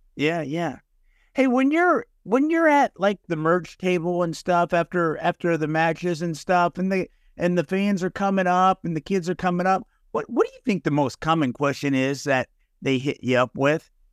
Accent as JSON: {"language": "English", "region": "North Texas", "country": "United States", "said": "I'm from North Texas"}